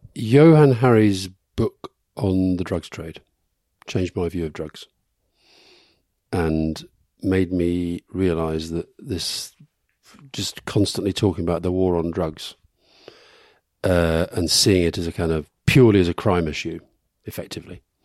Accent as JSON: {"language": "English", "region": "England", "country": "United Kingdom", "tie": "born or raised there", "said": "I was born in England"}